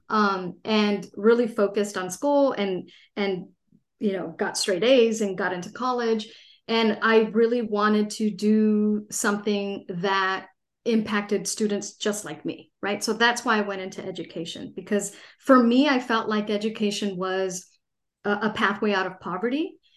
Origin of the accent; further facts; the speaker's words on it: Los Angeles, California, United States; also born or lived in San Diego; I grew up in Los Angeles, uh, a pretty big city in California